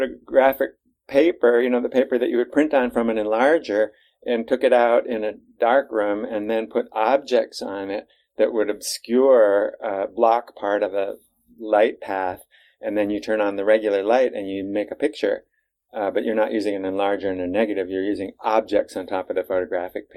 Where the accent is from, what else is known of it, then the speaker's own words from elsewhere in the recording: Cambridge, Massachusetts, United States; I grew up in Cambridge, Mass